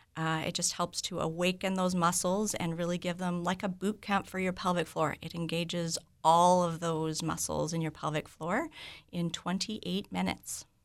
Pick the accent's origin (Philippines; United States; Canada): Canada; Vancouver, British Columbia; moved away as an adult; now in Morden, Canada; I'm originally from Vancouver